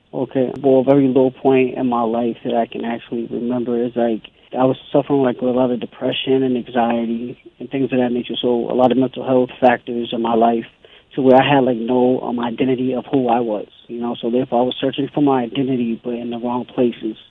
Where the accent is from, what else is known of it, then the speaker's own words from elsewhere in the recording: Boston, Massachusetts, United States; also born or lived in Savannah, Georgia; born and raised in Boston, which is Roxbury